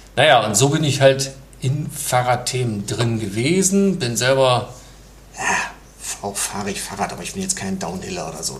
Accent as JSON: {"language": "German", "town": "Mönchengladbach", "region": "North Rhine-Westphalia", "country": "Germany", "moved": "as an adult", "lives_now": "Hamburg, Germany", "said": "ich komme aus Mönchengladbach. Also ich bin Niederrheiner, aber seit 20 Jahren jetzt hier in Hamburg"}